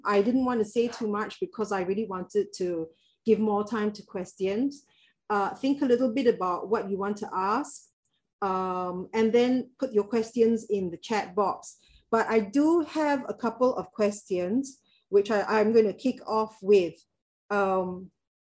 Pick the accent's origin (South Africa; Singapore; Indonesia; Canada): Singapore; As a Singaporean